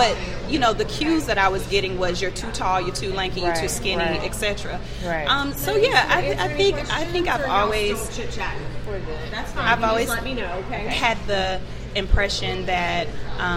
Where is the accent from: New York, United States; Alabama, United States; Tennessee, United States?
Alabama, United States; now in Atlanta, United States; I'm originally from Alabama, but I've been in Atlanta for about the last 18 years.